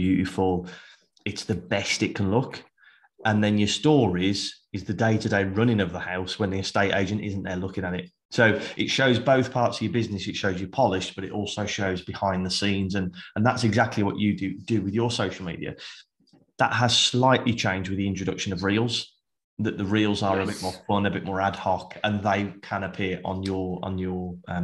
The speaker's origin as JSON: {"language": "English", "town": "Birmingham", "region": "West Midlands", "country": "United Kingdom", "said": "I'm from Birmingham"}